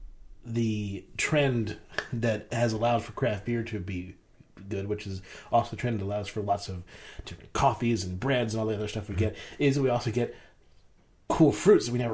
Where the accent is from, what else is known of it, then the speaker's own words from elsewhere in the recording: Maryland, United States; now in Pennsylvania, United States; I grew up in Maryland